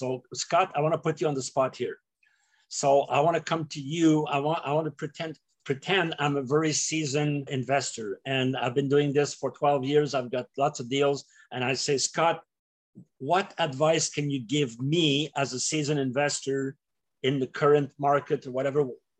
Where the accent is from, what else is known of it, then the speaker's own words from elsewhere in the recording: Canada; as a Canadian